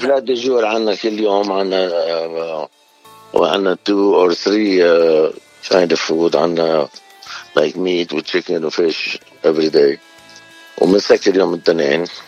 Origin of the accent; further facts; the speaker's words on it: Beirut, Beirut Governorate, Lebanon; also born or lived in New York / California; now in North Hollywood, United States; أنا من بيروت اللي من ال 75